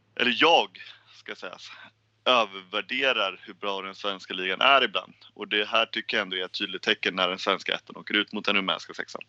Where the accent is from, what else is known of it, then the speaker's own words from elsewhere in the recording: Sweden; vi som svenskar